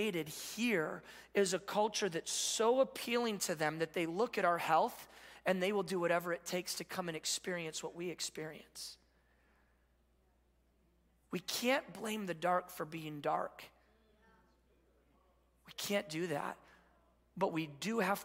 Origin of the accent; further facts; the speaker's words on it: Midwest, United States; now in California, United States; we're from the Midwest.